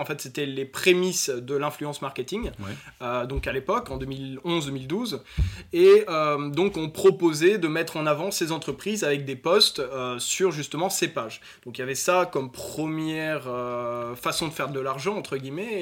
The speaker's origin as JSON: {"language": "French", "area": "Nord, near Lille", "region": "Hauts-de-France", "country": "France", "said": "je suis d'origine du Nord, à Hasbrook pour ceux à qui ça parle, du Nord de la France au Nord de l'île"}